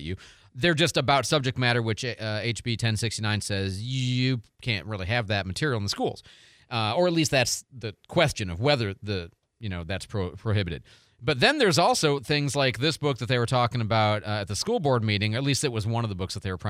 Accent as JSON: {"language": "English", "town": "Chicago", "region": "Illinois", "country": "United States", "tie": "born or raised there", "moved": "yes", "lives_now": "Pensacola, United States", "said": "I grew up in Chicago"}